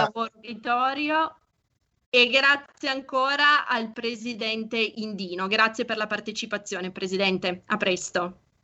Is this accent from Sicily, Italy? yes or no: no; Piedmont, Italy; nostre parti in canavese